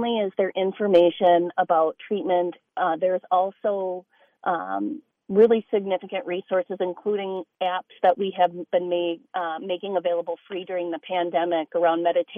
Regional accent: Minneapolis, Minnesota, United States; I'm from North Minneapolis.

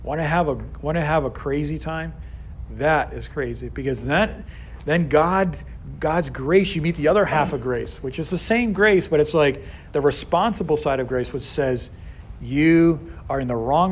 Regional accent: Boston, Massachusetts, United States; now in Houston, United States; I'm from Boston

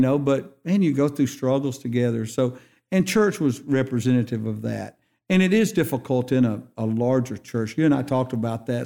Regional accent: Hansville, Alabama, United States; also born or lived in Wilsonville, Shelby County, Alabama; I'm growing up in Hansville

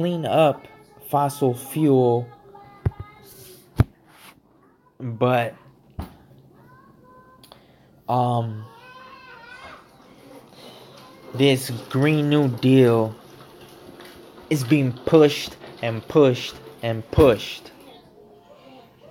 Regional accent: United States; I'm an American. I'm an American citizen. Born of Mexican parents

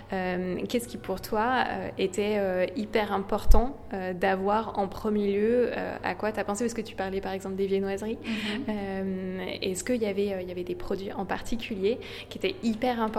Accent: France; moved away; moi, c'est pareil, en tant que Française

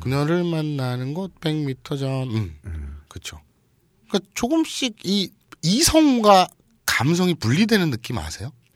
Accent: South Korea; 한국에서 왔습니다

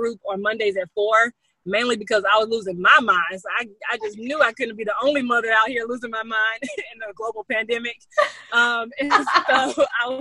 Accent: the South, United States; I'm from the South. We're from the South

